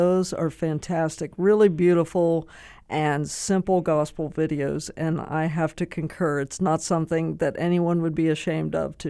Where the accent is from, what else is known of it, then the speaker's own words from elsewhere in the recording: Pennsylvania, United States; I grew up in Pennsylvania.